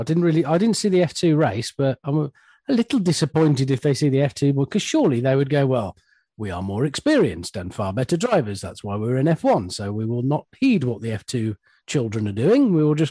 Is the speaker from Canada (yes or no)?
no; United Kingdom; Well, we're British, aren't we?